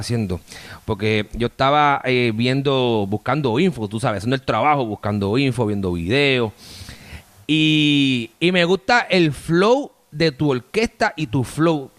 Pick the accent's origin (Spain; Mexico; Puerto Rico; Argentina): Puerto Rico; Bayamón; now in Miami, United States; yo soy de Bayamón, yo soy de Bayamón, aunque tengo estas palmitas. Y activo, yo, vivo acá en la ciudad de Miami